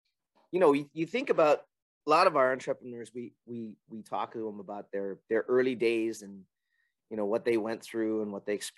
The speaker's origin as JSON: {"language": "English", "region": "Hawaii", "country": "United States", "said": "I'm Hawaiian"}